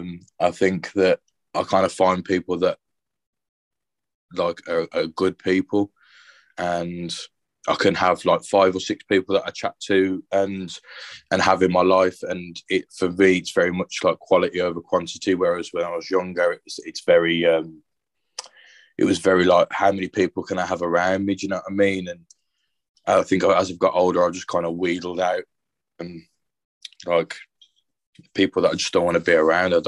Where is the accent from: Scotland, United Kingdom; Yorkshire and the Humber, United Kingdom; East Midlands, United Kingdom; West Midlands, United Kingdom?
West Midlands, United Kingdom; Birmingham; also born or lived in Worcester; I live and I'm from Birmingham. And we're moving to Worcester.